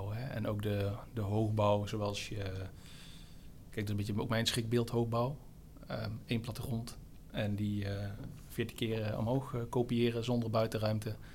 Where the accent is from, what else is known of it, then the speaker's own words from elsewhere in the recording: Kaatsheuvel, North Brabant, Netherlands; moved away; ik kom uit Kaatsheuvel